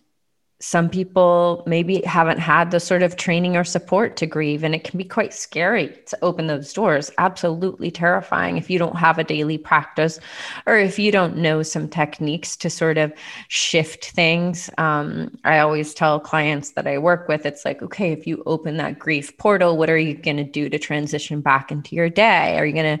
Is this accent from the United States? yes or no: yes; United States; growing up as an American